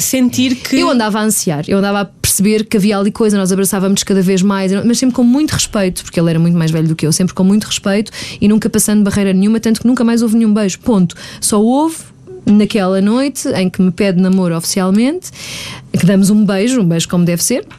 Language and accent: Portuguese; Margem Sul, Lisbon metropolitan area, Portugal; eu sou da Margem Sul e durante a semana ficava cá em Lisboa